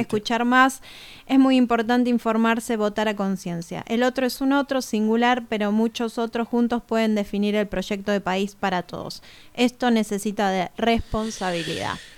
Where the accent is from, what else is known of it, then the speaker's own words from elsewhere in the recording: Buenos Aires, Argentina; como porteña